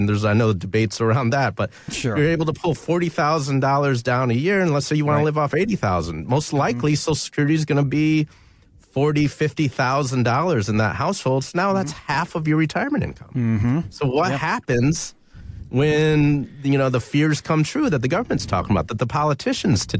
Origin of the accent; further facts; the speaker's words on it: Flint, Michigan, United States; growing up in Flint, Michigan